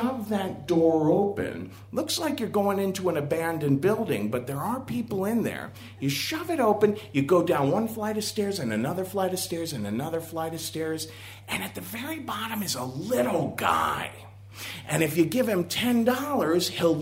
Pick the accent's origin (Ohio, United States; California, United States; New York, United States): Ohio, United States; Cincinnati; moved away as an adult; I was raised in Cincinnati, Ohio